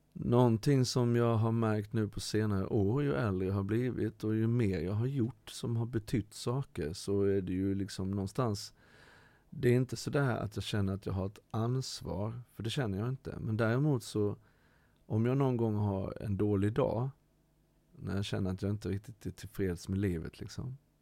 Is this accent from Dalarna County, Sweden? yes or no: no; Halmstad, Halland County, Sweden; also born or lived in Ecuador; jag har vuxit upp med min mamma i Halmstad